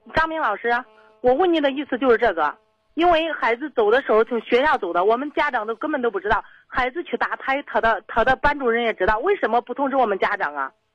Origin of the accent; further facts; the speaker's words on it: Zhengzhou, Henan, China; 本来咱都是郑州的嘛，他们在东区，我们在西，西郊嘛